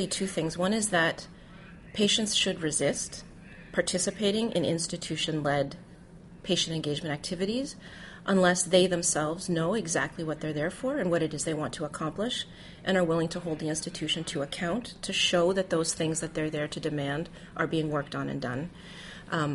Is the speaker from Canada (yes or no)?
yes; Canada; also born or lived in Toronto, Canada; I'm Canadian, and that's how we refer to it in Canada